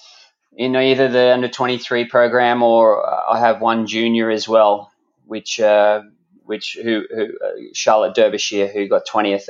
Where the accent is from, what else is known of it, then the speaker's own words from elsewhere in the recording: Australia; I'm an Australian high performance triathlon coach